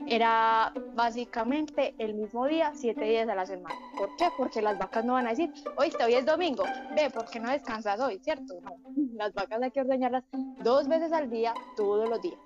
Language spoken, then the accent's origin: Spanish; Entrerríos, Antioquia, Colombia; yo soy de Entre Ríos